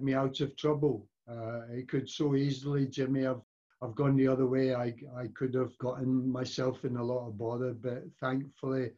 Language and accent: English; Glasgow, Scotland, United Kingdom; moved away; also born or lived in Manchester; I was born and brought up in the Gobbles in Glasgow